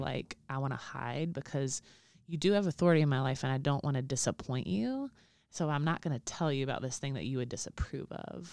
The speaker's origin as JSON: {"language": "English", "region": "Alabama", "country": "United States", "said": "I'm from Alabama"}